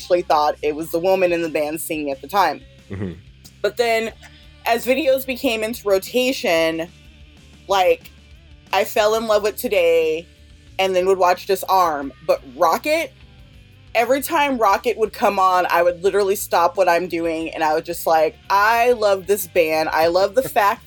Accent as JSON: {"language": "English", "town": "Sacramento", "region": "California", "country": "United States", "said": "I am a fan from Sacramento, California"}